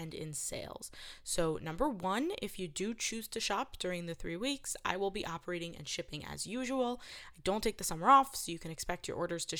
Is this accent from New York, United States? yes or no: yes; New York City, New York, United States; I'm from New York City. I'm a city girl